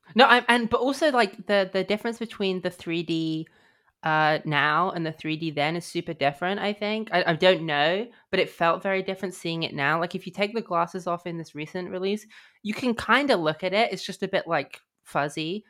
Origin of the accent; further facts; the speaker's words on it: United Kingdom; I'm British